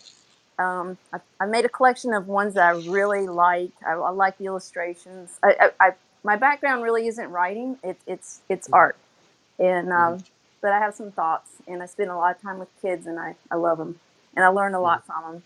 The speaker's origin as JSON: {"language": "English", "region": "North Carolina", "country": "United States", "moved": "yes", "lives_now": "South Florida, United States", "said": "I'm from North Carolina originally, if you can't tell. And, you know, a small town"}